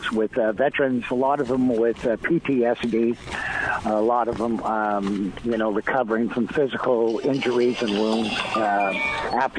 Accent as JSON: {"language": "English", "region": "Oregon", "country": "United States", "also_born_or_lived": "Seattle", "moved": "yes", "lives_now": "Nashville, United States", "said": "I'm originally from Oregon"}